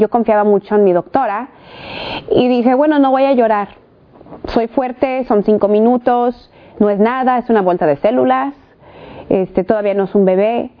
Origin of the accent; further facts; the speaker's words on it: California, United States; nacida en los Estados Unidos, en el estado de California, de papás mexicanos